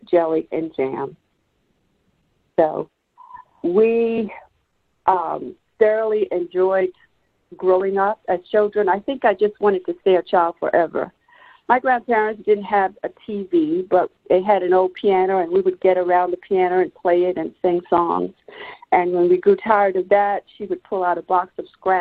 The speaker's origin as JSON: {"language": "English", "town": "Allendale", "region": "South Carolina", "country": "United States", "tie": "born or raised there", "said": "I was born and raised here in Allendale, South Carolina"}